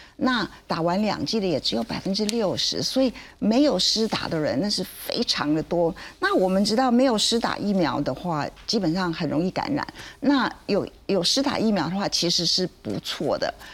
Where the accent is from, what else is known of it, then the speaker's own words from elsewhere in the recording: Taiwan; 我们台湾人